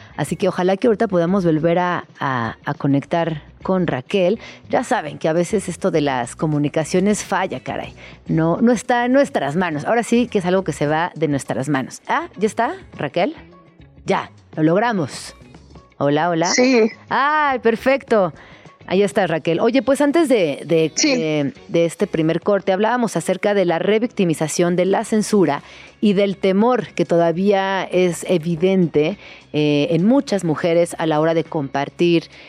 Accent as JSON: {"language": "Spanish", "country": "Mexico", "said": "nuestra situación como mexicanas"}